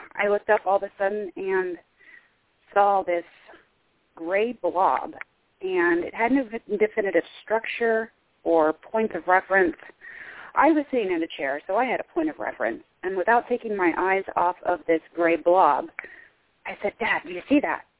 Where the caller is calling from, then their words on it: Midwest United States, United States; I'm calling from the Midwest United States.